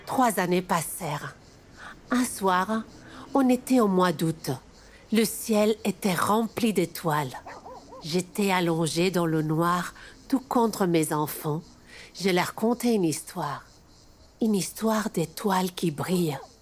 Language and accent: French; eastern Morocco, Morocco; Je suis marocaine et j'ai 45 ans aujourd'hui